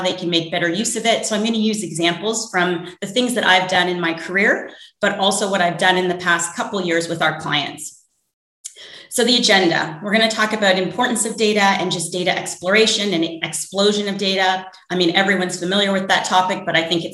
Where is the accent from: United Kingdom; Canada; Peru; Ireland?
Canada; now in New York, United States; I'm originally from Canada